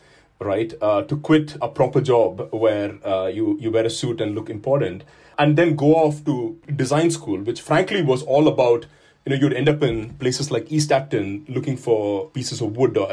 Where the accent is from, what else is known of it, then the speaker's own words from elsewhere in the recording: India; moved away as an adult; now in United Kingdom; my own background is very much that I grew up in India